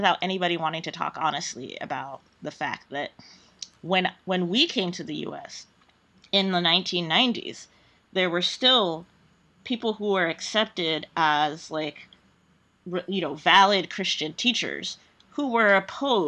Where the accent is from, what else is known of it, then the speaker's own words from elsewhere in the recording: Nigeria; I'm Nigerian, I'm black